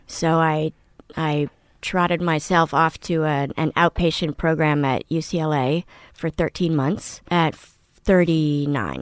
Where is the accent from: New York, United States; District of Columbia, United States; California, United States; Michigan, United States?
District of Columbia, United States; Washington; also born or lived in Paris / Moscow / Poland / Manhattan; I grew up in Washington, D C